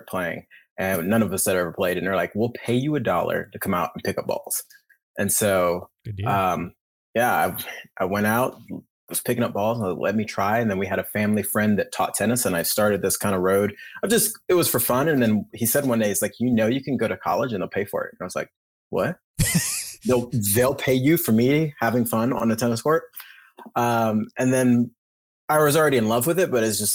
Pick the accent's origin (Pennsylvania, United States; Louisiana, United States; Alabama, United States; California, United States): Alabama, United States; moved away as an adult; also born or lived in Pulaski, Tennessee / Tulsa, Oklahoma / Spain; now in Oklahoma, United States; I grew up in Alabama